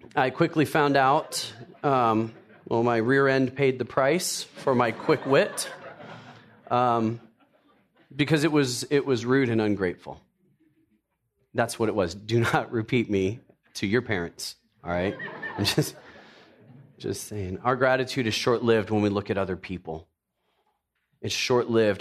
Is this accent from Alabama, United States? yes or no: no; Tennessee, United States; I grew up in, I was born in Tennessee. Uh, my parents were from the South, so I was a yes, ma'am, yes, sir kind of guy